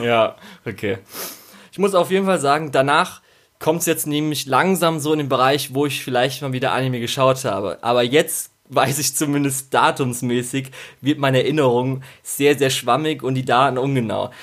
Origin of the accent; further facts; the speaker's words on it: Germany; wir sind in Deutschland aufgewachsen